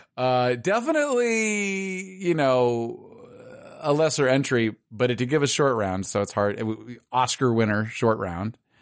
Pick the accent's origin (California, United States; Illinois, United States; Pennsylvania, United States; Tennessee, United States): California, United States; Los Angeles; I'm from Pacific Palisades, which is, is exactly what it sounds like. It's sort of a, a nice little area near Malibu.